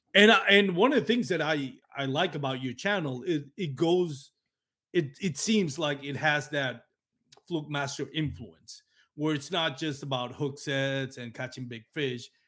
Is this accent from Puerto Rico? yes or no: yes; Puerto Rico; accent: Latino; English is a second language; I have a heavy, uh, Latino accent from, you know, my background as a Puerto Rican